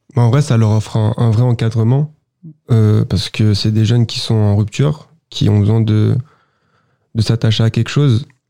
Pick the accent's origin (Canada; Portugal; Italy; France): France; Sartrouville, Île-de-France; beaucoup viennent du quartier là où j'ai grandi